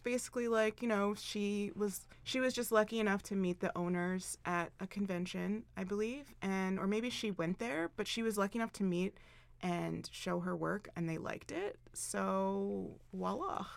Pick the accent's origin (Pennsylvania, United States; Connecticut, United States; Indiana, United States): Pennsylvania, United States; Philadelphia; moved away; I like feel a kinship with the East Coast Lolitas because I'm from Philadelphia originally